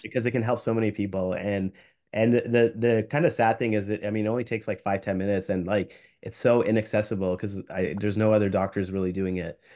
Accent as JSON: {"language": "English", "country": "Canada", "said": "as a Canadian physician"}